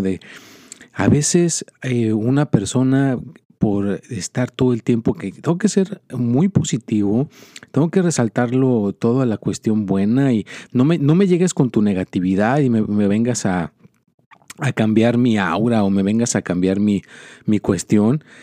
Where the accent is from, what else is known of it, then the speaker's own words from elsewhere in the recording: Mexico; moved away; yo soy mexicano